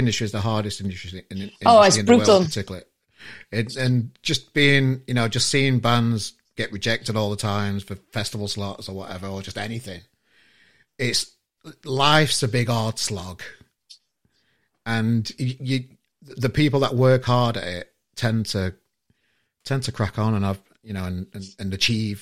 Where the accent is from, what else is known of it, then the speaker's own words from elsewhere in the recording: Sheffield, Yorkshire and the Humber, United Kingdom; I'm from Sheffield